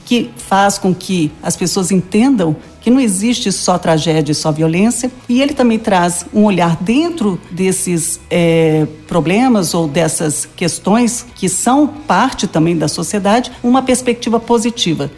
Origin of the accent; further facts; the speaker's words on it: Minas Gerais, Brazil; moved away; also born or lived in Salvador, Bahia; eu sou mineira